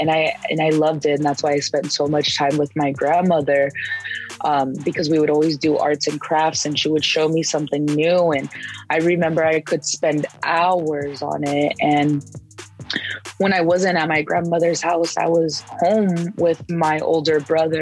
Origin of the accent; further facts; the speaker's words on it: San Diego, California, United States; In San Diego.